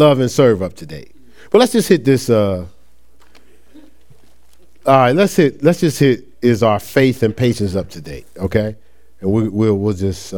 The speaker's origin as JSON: {"language": "English", "town": "Newark", "region": "New Jersey", "country": "United States", "moved": "as an adult", "lives_now": "Ohio, United States", "said": "I'm from Newark, New Jersey."}